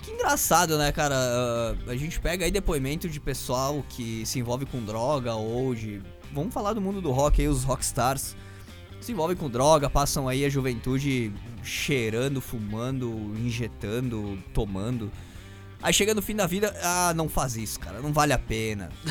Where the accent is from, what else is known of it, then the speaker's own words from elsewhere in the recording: Brazil; sou brasileiro